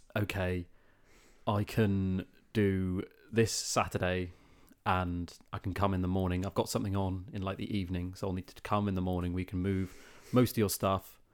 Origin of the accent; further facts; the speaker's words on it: South of England, United Kingdom; we're both from the South